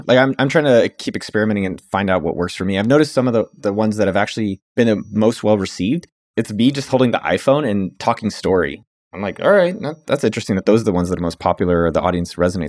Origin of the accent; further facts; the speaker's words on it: California, United States; now in Austin, United States; growing up in Silicon Valley, that's just normal. That's just what you talk about at every meal. And, you know, I live in Austin, Texas, so that's not as common.